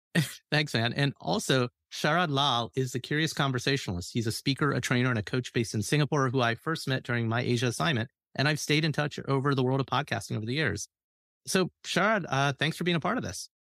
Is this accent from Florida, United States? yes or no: no; Alabama, United States; now in Cincinnati, United States; an Indian American boy who came from Alabama